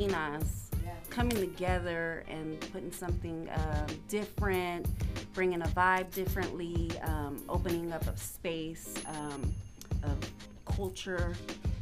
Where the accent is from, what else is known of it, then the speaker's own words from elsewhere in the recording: Sacramento, California, United States; South Sac.